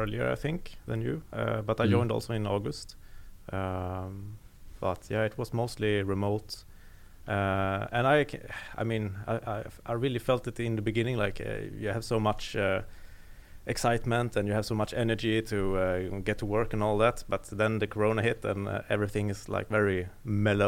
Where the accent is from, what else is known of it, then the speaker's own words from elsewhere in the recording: Gothenburg, Västra Götaland, Sweden; moved away as an adult; now in Norway; I'm from Sweden, Gothenburg.